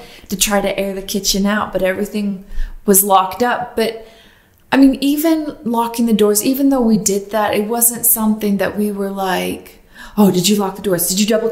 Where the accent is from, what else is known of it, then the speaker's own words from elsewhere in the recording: Utah, United States; I grew up in Utah